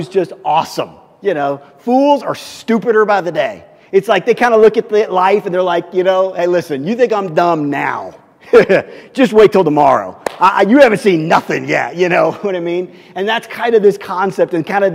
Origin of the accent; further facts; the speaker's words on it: Missouri, United States; I grew up in Missouri